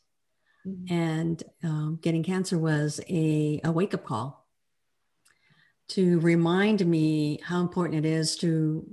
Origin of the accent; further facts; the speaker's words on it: El Paso, Texas, United States; now in Fort Worth, United States; I'm a Texan. I'm a true Texan. I was born in El Paso, and I now live in Fort Worth